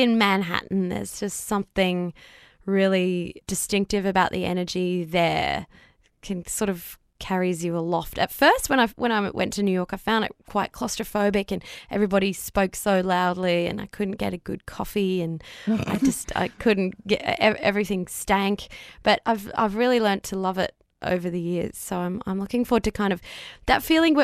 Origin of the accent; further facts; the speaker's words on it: Brisbane, Queensland, Australia; growing up in Brisbane